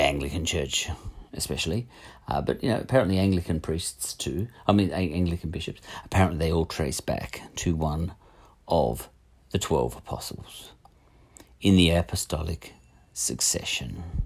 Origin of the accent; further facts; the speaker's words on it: Australia; We Australians